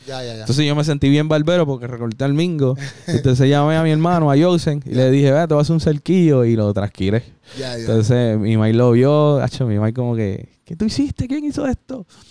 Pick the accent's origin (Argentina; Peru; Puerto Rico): Puerto Rico; soy boricua